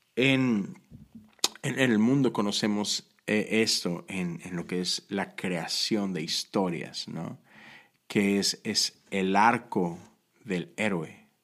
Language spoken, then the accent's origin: Spanish; Monterrey, Nuevo León, Mexico; moved away; crecí en Monterrey, México